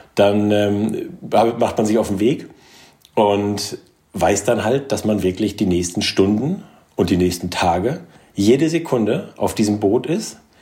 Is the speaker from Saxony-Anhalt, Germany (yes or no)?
no; Norderney, Lower Saxony, Germany; moved away; also born or lived in Kiel; Ich bin auf Norderney aufgewachsen